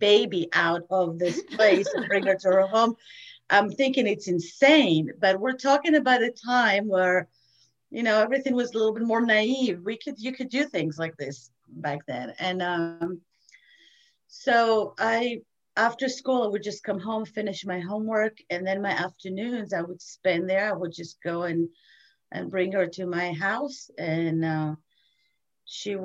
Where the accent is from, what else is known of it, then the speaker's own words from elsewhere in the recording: Rehovot, Central District, Israel; moved away; So I was born in Israel. I was born in Rehovot. It's a small city, not too far from Tel Aviv. Had a wonderful childhood.